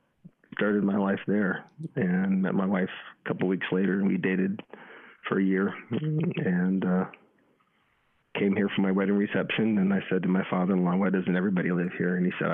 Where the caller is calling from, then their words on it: Madison, Wisconsin, United States; I'm calling in from Madison, Wisconsin, which I call Zion.